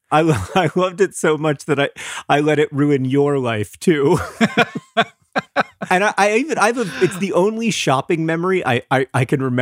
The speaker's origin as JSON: {"language": "English", "region": "Florida", "country": "United States", "tie": "born or raised there", "said": "Again, very similar to my experiences growing up in Florida."}